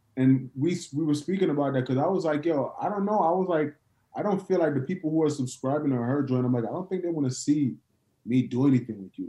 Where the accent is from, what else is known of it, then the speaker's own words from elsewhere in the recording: New York, United States; now in Atlanta, United States; I'm from New York